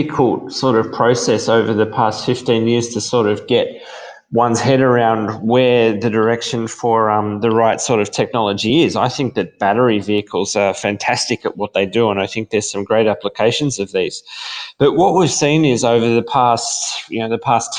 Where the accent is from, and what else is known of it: Australia; accent: Australian